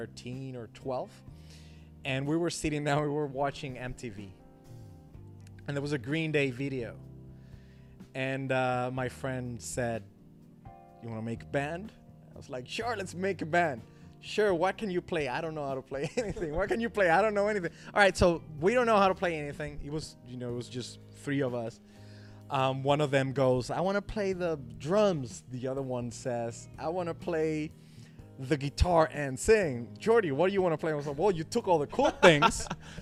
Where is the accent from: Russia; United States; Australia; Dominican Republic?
Dominican Republic; not, there are a lot of Chinese people in Dominican.